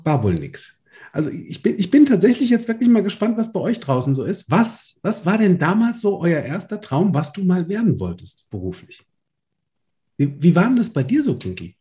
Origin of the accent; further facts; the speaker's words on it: Limburg an der Lahn, Hesse, Germany; Im Schulpraktikum war ich Dekorateur bei Karstadt, bei uns in Limburg.